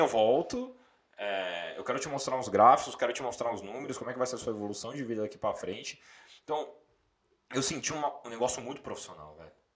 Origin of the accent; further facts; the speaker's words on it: São Paulo, Brazil; sou natural de São Paulo, capital, Zona Norte